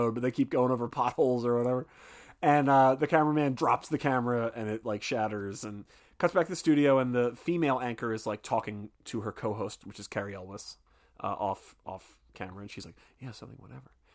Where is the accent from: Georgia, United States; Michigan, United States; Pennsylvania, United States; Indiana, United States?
Pennsylvania, United States; Philadelphia; I'm from Philadelphia